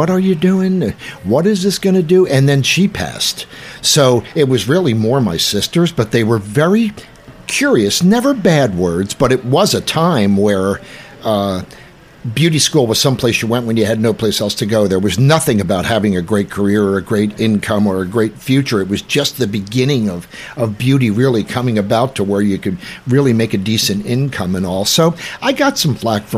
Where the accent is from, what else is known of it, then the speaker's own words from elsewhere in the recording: Jersey Shore, New Jersey, United States; I grew up in Jersey, on the Jersey Shore